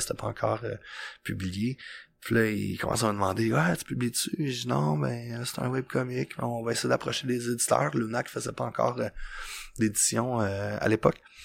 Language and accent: French; Joliette, Quebec, Canada; quand j'étais jeune à Joliette